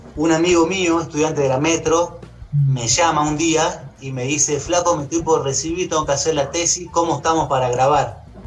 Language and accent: Spanish; Jujuy, Argentina; now in Córdoba, Argentina; yo soy de Jujuy